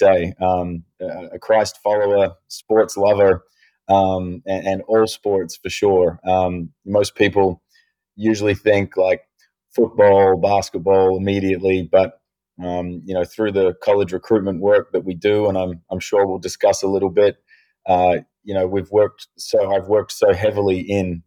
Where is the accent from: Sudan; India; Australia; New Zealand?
Australia; Adelaide, South Australia; now in United States; we were born and raised in Adelaide, South Australia